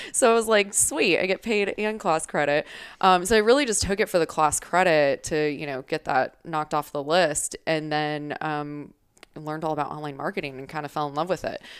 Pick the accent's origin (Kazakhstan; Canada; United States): United States; Arizona; also born or lived in Wisconsin; I'm originally from Wisconsin, um, but have been here in Arizona basically since I was a kid